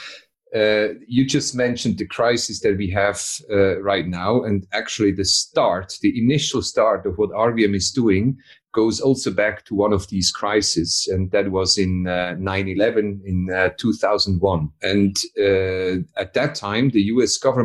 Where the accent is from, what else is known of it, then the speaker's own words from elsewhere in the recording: Switzerland; I'm from Switzerland.